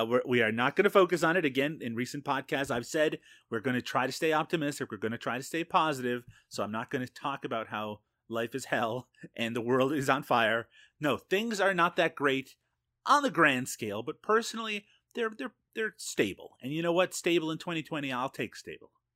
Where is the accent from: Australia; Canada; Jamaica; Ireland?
Canada; as a Canadian